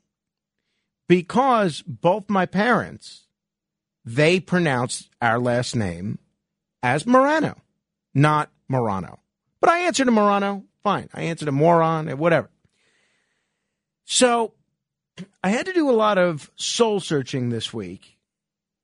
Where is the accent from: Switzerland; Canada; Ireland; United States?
United States; New York City, New York; growing up in Staten Island